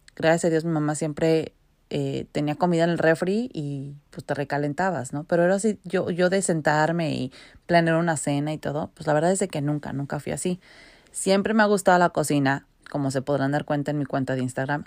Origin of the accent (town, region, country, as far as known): Mexico City, Mexico; moved away as an adult; now in Vancouver, Canada